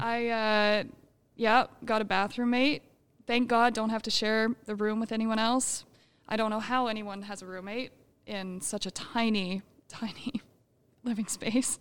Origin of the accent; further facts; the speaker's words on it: Alberta, Canada; now in Nanaimo, Canada; growing up in Alberta